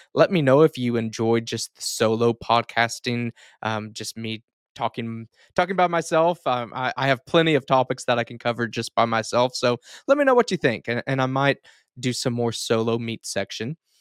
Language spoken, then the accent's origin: English; Duncan, Oklahoma, United States; in my hometown, Duncan, Oklahoma